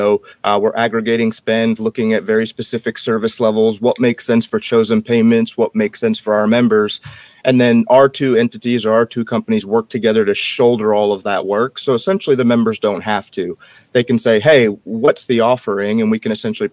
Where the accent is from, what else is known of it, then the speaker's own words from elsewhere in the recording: United States; I grew up on the Connecticut-New York line